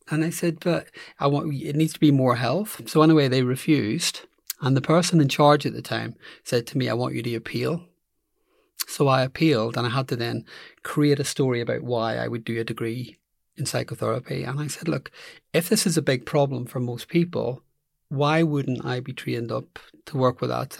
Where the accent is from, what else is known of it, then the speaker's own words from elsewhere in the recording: Belfast, Northern Ireland, United Kingdom; moved away as an adult; I grew up in Belfast